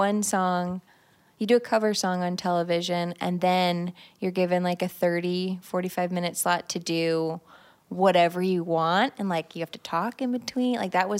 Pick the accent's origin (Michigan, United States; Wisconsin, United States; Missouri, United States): Missouri, United States; St. Louis; now in Nashville, United States; And then I just found myself in Nashville more than my hometown, St. Louis.